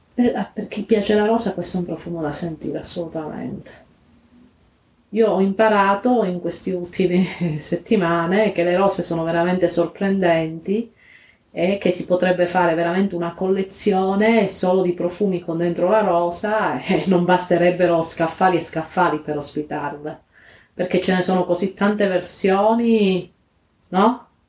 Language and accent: Italian; Calabria, Italy; nelle vie del mio paesino in Calabria